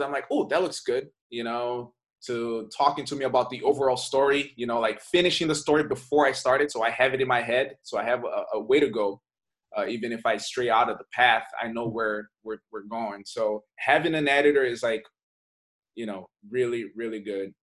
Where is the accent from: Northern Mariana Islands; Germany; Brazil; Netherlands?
Brazil; moved away; I'm from Brazil. I grew up in Brazil, and I moved here.